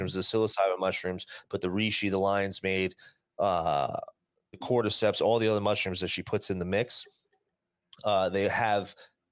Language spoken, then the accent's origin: English; New Jersey, United States; moved away as an adult; now in Las Vegas, United States; I've been doing this my entire growing up in Jersey, going to the Jersey Shore.